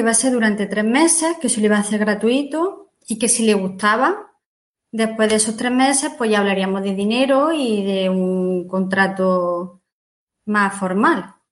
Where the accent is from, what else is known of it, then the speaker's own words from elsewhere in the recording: Martos, Andalusia, Spain; yo soy de Marto, de un pueblo de Jaén